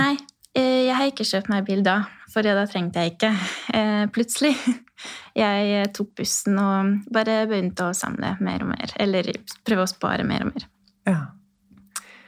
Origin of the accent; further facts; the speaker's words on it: Odorheiu Secuiesc, Harghita County, Romania; Norwegian is a second language; moved away as an adult; now in Rena, Norway; Jeg er født i Sekaudvarhei, som er ca. midt i Romania, eh, og en ungarsk bu eh, på grunn av historie